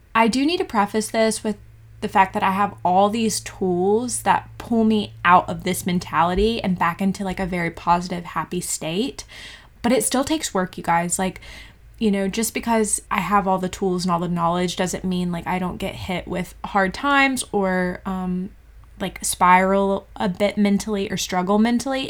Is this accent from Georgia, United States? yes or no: yes; Georgia, United States; moved away as an adult; also born or lived in Bali; now in New Zealand; I am from Georgia, in the USA